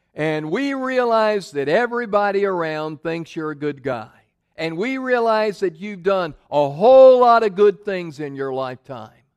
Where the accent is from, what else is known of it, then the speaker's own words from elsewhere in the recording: Memphis, Tennessee, United States; moved away; I grew up in Memphis